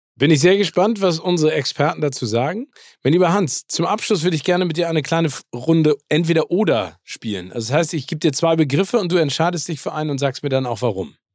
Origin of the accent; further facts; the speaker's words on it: Hamburg, Germany; in meiner Heimat Hamburg